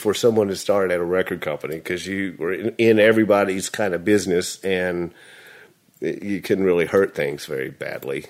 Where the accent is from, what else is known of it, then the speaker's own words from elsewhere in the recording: Nashville, Tennessee, United States; I was born in Vanderbilt Hospital, Nashville.